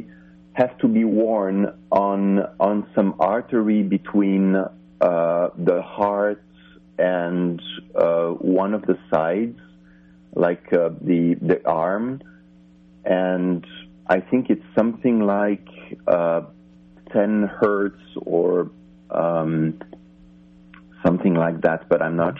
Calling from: Finland; I'm calling you from way, way far away. I'm calling you from Finland in Europe.

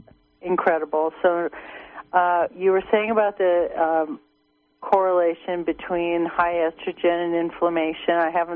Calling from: Blue Lake, California, United States; Hello, I'm from Blue Lake. I'm a member, and thanks for your show.

